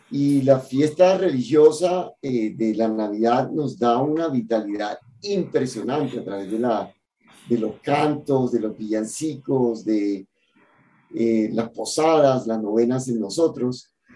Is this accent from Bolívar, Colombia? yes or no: yes; Cartagena, Bolívar, Colombia; moved away; mi ciudad natal, en Cartagena